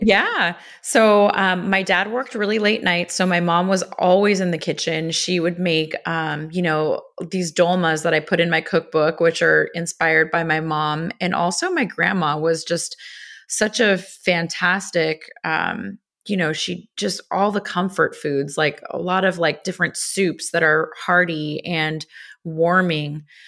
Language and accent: English; Los Angeles, California, United States; I grew up in Los Angeles